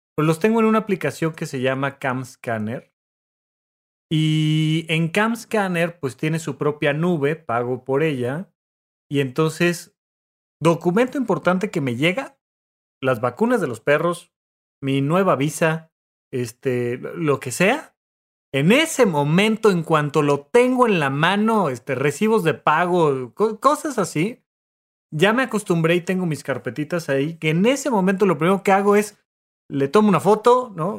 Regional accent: Mexico; now in Mexico City, Mexico; naciste fuera de la Ciudad de México como un servidor, todavía hay que pagar el camión para ir a mi pueblo y sacar de ahí un acta de nacimiento

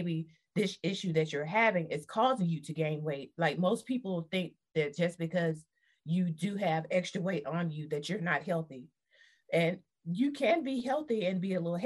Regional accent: the South, United States; we're from the South

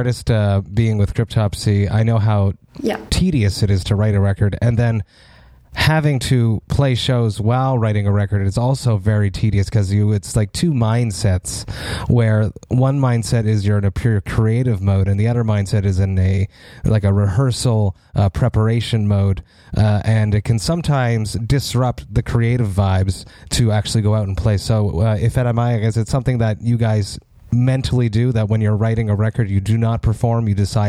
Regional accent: Montreal, Quebec, Canada; my hometown of Montreal

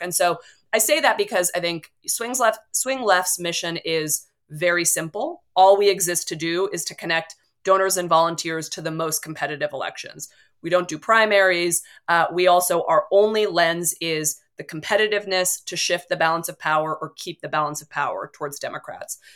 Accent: Bay Area, California, United States; growing up in the Bay Area

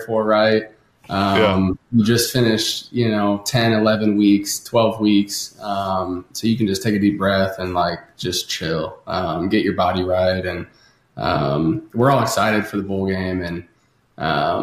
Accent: St. Louis, Missouri, United States; I grew up in St. Louis

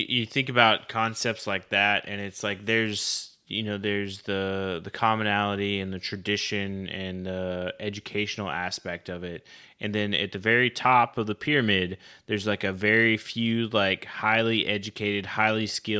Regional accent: Oklahoma, United States; I grew up in Oklahoma

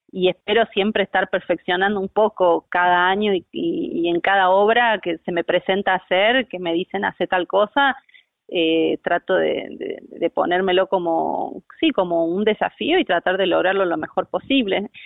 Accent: Jujuy, Argentina; now in Córdoba, Argentina; actriz, eh, soy jujeña

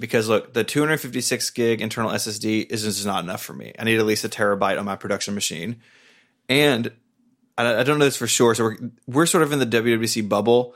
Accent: Tennessee, United States; I'm from Tennessee.

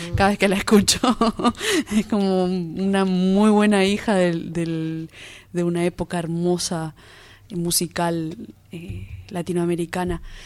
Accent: Argentina; como argentinos

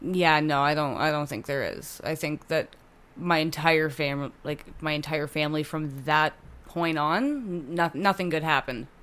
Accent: Hamilton, Ontario, Canada; born or raised there; also born or lived in Oakville / Burlington

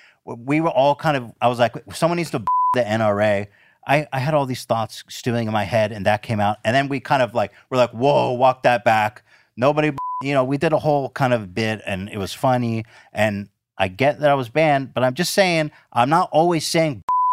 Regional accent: Ventura, California, United States; In Ventura.

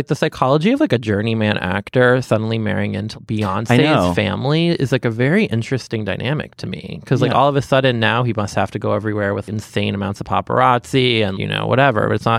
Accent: Boston, Massachusetts, United States; now in New York, United States; I'm from Boston.

